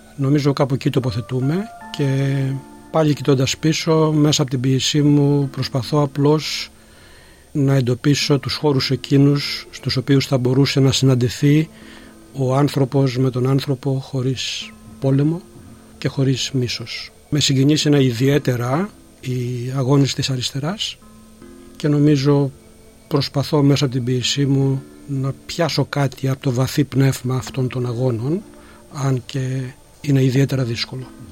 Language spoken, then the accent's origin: Greek; Gastouni, Western Greece, Greece; moved away as an adult; now in Melbourne, Australia; Γεννήθηκα στη Γαστούνη Ηλίας και μετανάστευσα στην Αυστραλία το 1974